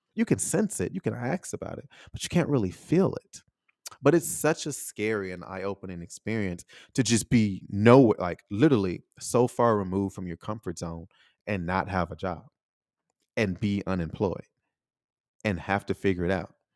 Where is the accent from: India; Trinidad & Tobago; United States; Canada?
United States; moved away as an adult; also born or lived in Taiwan; I'm still American